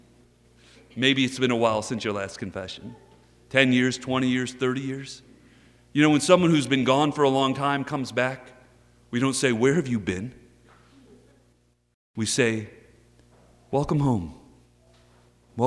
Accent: Texas, United States; I am from Texas.

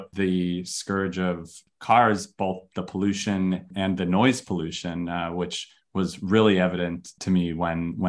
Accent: Chicago, Illinois, United States; moved away; I was born in Chicago

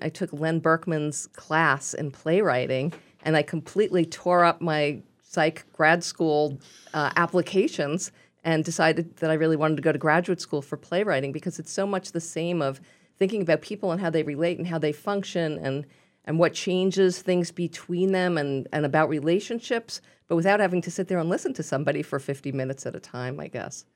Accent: New York, United States; accent: Brooklyn; also born or lived in Provincetown; now in Northampton, United States; my Brooklyn accent

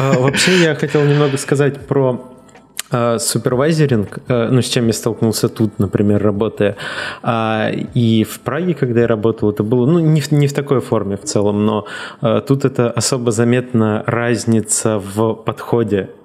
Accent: Russia; moved away as an adult; also born or lived in Czech Republic; now in Canada; я из России

